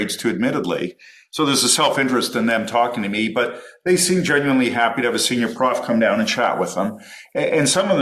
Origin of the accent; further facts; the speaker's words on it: Toronto, Ontario, Canada; moved away as an adult; also born or lived in Los Angeles, United States / Oxford, United Kingdom; growing up in Toronto